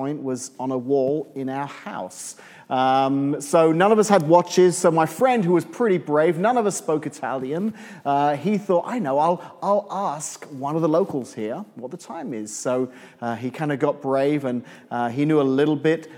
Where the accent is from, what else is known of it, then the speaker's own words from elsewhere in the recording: England, United Kingdom; moved away as an adult; now in Illinois, United States; I'm from England originally